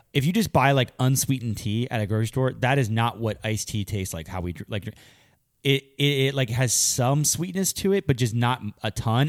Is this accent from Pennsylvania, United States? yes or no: yes; Pennsylvania, United States; I grew up in Pennsylvania